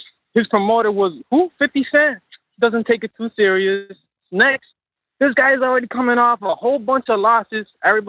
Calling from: Tampa, Florida, United States; Yeah, I am calling from Tampa, man.

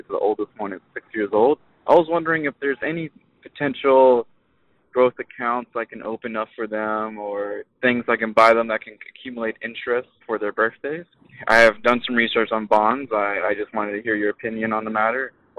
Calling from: Houston, Texas, United States; I'm calling from Houston, Texas.

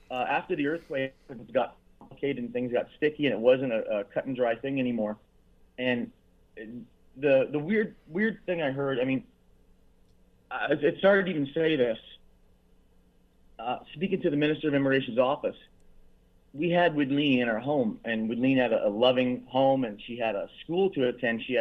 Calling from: Dominican Republic; That's right. I'm calling you from Dominican Republic.

